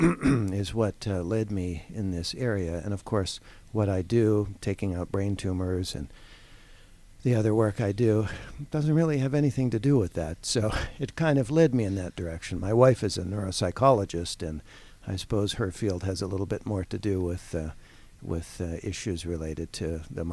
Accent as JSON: {"language": "English", "town": "Toronto", "region": "Ontario", "country": "Canada", "also_born_or_lived": "Ohio / Pittsburgh", "moved": "as an adult", "lives_now": "Atlanta, United States", "said": "I'm actually a Canadian. I'm from Toronto."}